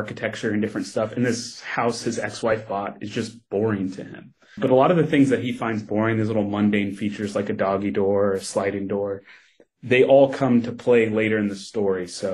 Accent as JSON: {"language": "English", "region": "Kentucky", "country": "United States", "tie": "born or raised there", "moved": "yes", "said": "I grew up in Kentucky."}